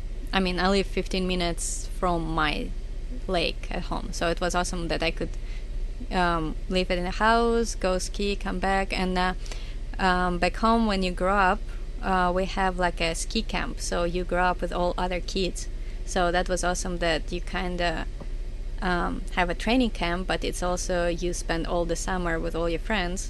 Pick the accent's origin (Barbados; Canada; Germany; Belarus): Belarus; Minsk; I'm from Minsk.